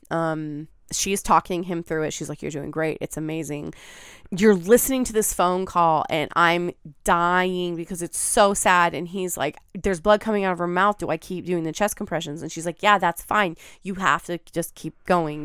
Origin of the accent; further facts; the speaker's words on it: Pacific Northwest, United States; growing up in the Pacific Northwest